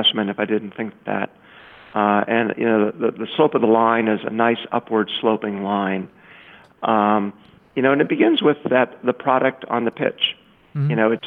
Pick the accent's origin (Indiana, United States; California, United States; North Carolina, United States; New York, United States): Indiana, United States; now in Chicago, United States; I grew up in Indiana, not far from Chicago